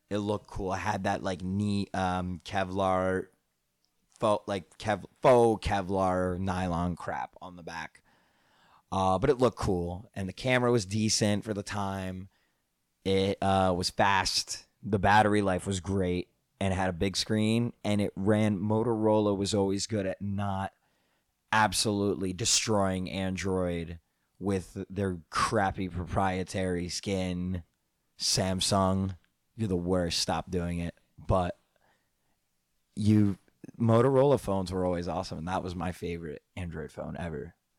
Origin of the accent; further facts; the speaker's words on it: New Jersey, United States; Growing up in North Jersey